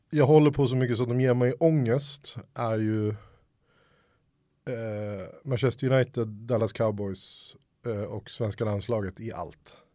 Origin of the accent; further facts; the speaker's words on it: Helsingborg, Skåne, Sweden; also born or lived in Stockholm; Stockholm, växte upp i, Stockholm, eller i Helsingborg. Det är därför min dialekt är oerhört svajig.